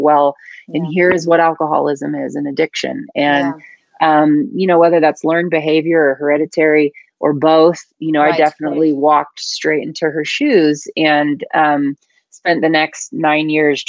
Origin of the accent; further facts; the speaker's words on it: Northern California, United States; I grew up a tomboy in Northern California.